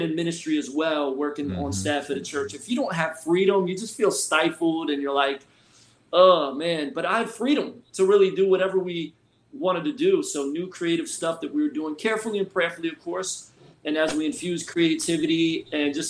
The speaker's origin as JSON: {"language": "English", "town": "Philadelphia", "region": "Pennsylvania", "country": "United States", "moved": "yes", "lives_now": "Florida, United States", "said": "Originally, I'm from Philly"}